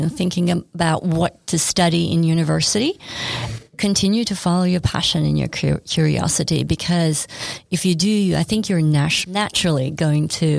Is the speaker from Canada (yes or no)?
no; Sweden; moved away as an adult; also born or lived in New York City; now in Australia; I grew up in Sweden.